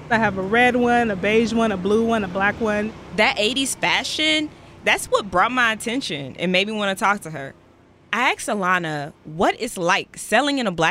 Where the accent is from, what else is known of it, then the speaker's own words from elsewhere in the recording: Los Angeles, California, United States; I'm 17 years old, and I'm from Los Angeles, California.